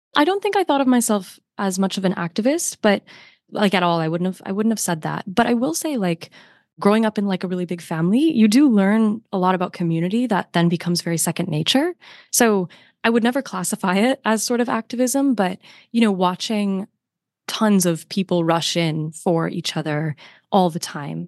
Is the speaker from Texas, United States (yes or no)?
no; north of Detroit, next bridge up to Canada, Michigan, United States; moved away; the next bridge that you hit that takes you to Canada, that's where I grew up.